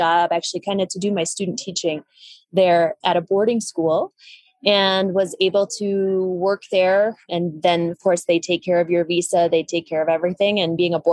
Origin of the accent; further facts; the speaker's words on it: Madison, Wisconsin, United States; moved away as an adult; now in Colombia; I grew up in Madison, Wisconsin. I lived there